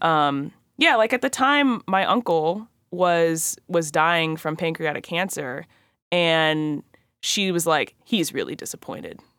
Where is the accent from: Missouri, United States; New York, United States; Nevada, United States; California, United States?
California, United States; also born or lived in Atlanta, Georgia; my mom took me and my brother out to California